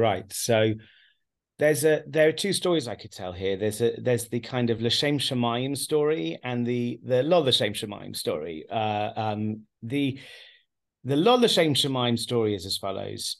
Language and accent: English; England, United Kingdom; now in Haifa, Israel; born and raised in England